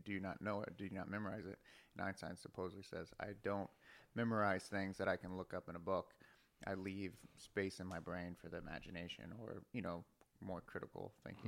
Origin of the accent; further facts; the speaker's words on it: Florida, United States; moved away; I'm from Florida